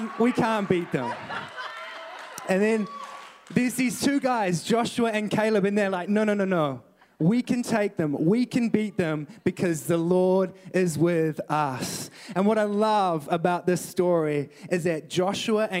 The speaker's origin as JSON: {"language": "English", "country": "New Zealand", "moved": "as an adult", "lives_now": "Canada", "said": "I am a Kiwi. I am from New Zealand"}